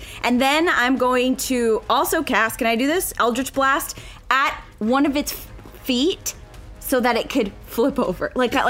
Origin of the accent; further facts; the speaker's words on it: Florida, United States; I'm from Florida